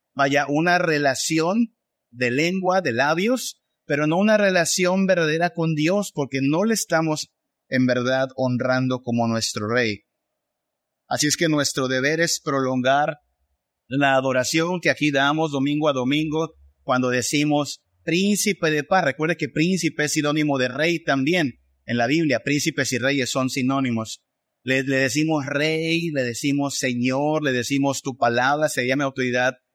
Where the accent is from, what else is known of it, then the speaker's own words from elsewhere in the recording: Mexico; pensamos más como mexicanos, pensamos más como latinos